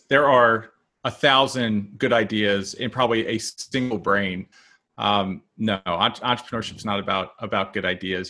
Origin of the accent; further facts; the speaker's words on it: Maryland, United States; You know, I grew up in Maryland, and so we had all the seasons